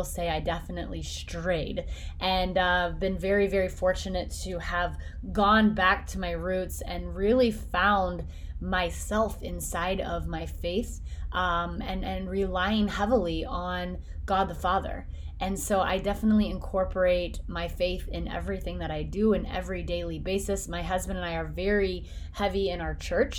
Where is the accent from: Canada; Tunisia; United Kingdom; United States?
United States; Flora, Indiana; moved away; born and raised in Flora, Indiana